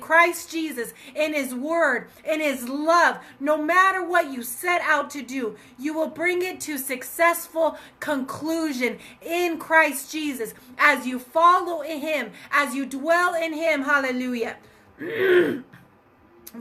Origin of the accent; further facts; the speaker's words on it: Colorado, United States; my home state of Colorado